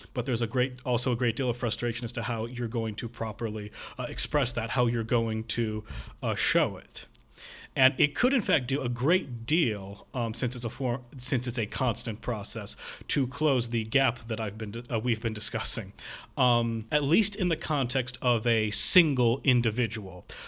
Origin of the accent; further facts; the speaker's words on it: near Northwestern University, Illinois, United States; Northwestern University, um, close to my hometown